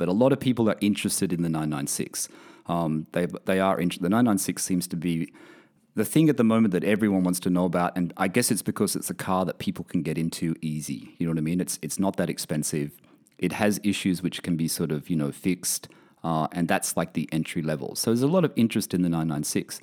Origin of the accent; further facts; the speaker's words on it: Australia; also born or lived in United Kingdom; now in Bahrain; I'm originally from Australia.